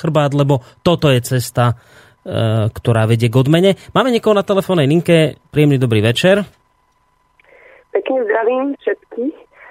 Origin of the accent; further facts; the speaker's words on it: Hnúšťa, Banská Bystrica Region, Slovakia; ja to je moje rodisko